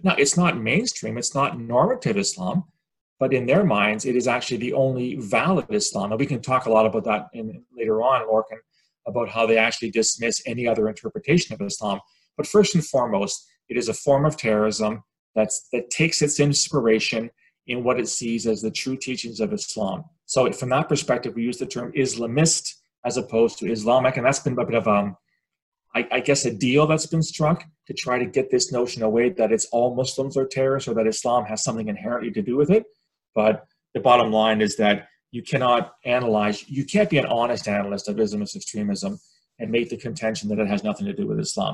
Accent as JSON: {"language": "English", "country": "Canada", "said": "I'm Canadian"}